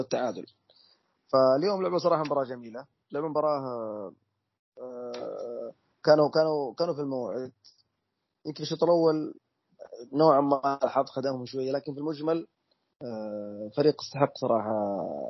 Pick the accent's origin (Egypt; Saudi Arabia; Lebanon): Saudi Arabia; احنا كسعوديين